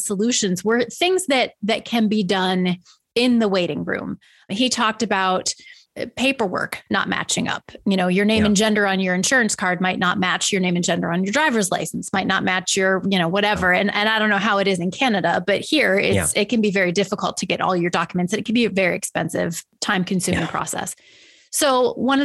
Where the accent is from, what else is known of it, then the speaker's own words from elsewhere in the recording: United States; I'm an American